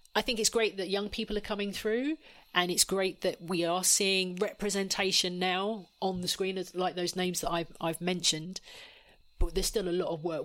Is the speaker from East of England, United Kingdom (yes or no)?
yes; Essex, East of England, United Kingdom; I'm from Essex